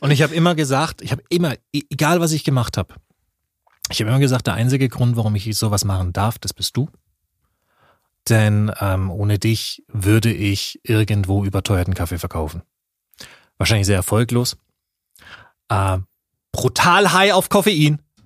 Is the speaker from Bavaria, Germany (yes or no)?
yes; Nuremberg, Bavaria, Germany; als Nürnberger